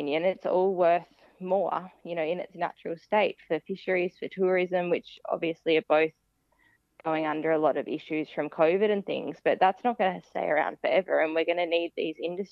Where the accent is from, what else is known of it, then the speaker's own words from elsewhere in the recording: Tasmania, Australia; I grew up in Tasmania